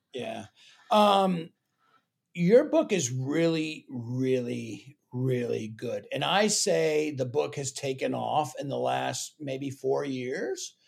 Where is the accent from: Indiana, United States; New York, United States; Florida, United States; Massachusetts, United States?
Florida, United States; also born or lived in Texas; now in Kansas City, United States; I'm from Florida